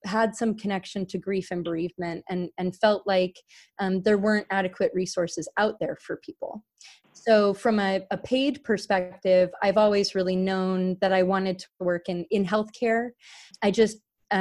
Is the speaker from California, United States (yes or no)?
yes; Carlsbad, California, United States; I grew up actually in the Carlsbad and Oceanside, California area in unincorporated San Diego County, California.